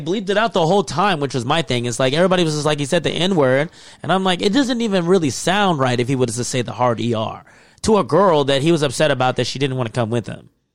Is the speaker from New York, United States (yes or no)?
no; Texas, United States; moved away; I grew up in Texas, in the South.